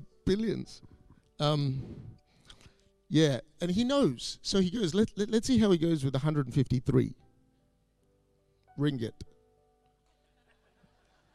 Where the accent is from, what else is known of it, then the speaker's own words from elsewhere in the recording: Perth, Western Australia, Australia; moved away as an adult; also born or lived in Singapore; now in Malaysia; I grew up in Perth, but I was sort of born in Singapore, a few years in Malaysia.